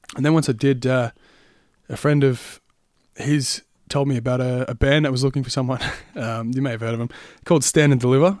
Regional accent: Tullamarine, Victoria, Australia; now in Sunbury, Australia; grew up in Tallamarine, so about ten minutes away

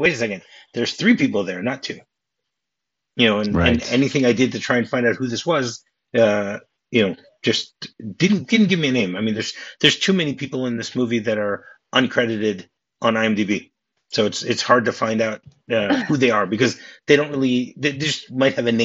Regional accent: Southfield, Michigan, United States; I grew up in Southfield

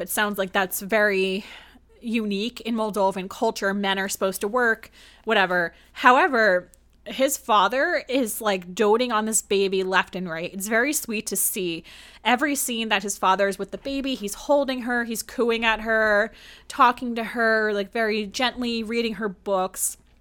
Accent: New Jersey, United States; I'm from New Jersey

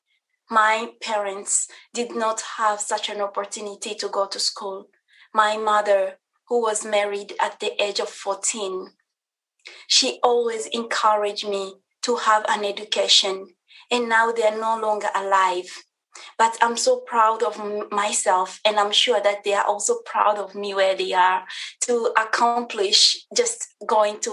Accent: DR Congo; now in United States; I am originally from the Republic Democratic of Congo

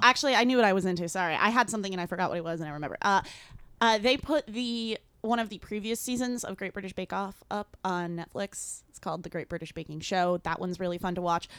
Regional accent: Newington, Connecticut, United States

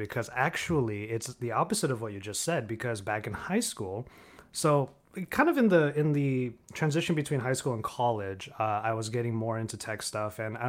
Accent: Los Angeles, California, United States; Oh, well, I've born and raised in Los Angeles, never felt the need to leave

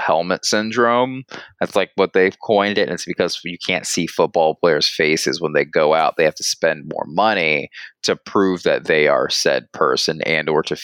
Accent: Georgia, United States; we were raised in Georgia

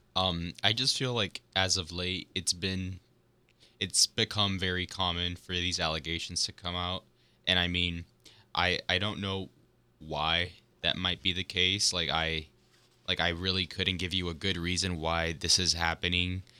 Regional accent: Miami, Florida, United States; I'm from Florida. I'm also from Miami, just like Chris. We both went to the same high school

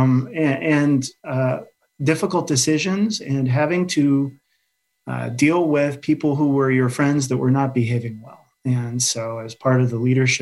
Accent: Dubuque, Iowa, United States; moved away as an adult; now in Alexandria, Virginia, United States; I was born and raised in Dubuque, Iowa, which is right along the Mississippi River

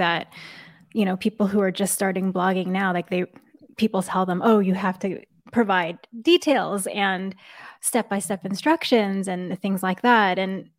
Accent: New York, United States; moved away; I grew up in New York and one of the first H Marts was literally maybe a few blocks away from my house

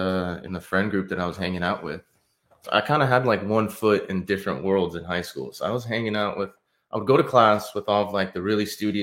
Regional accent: Mission Viejo, California, United States; Viejo, and still live to this day.

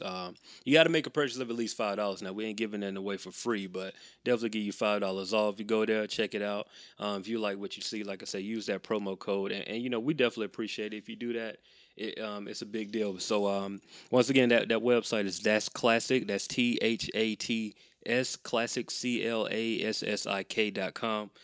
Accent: Macon, Georgia, United States; I grew up in Macon

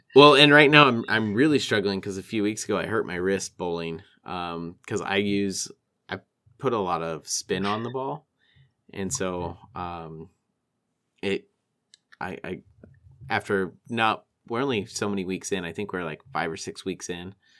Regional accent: Walla Walla, Washington, United States; my hometown

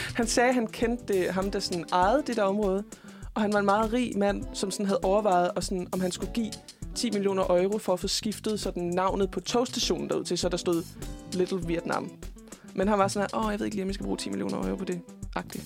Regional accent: Jutland, Denmark; jeg er jo fra Jylland

